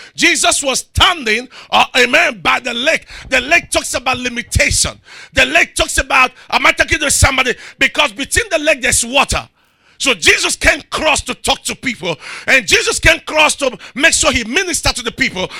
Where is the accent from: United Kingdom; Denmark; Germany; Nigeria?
Nigeria; Rivers State; I'm from River State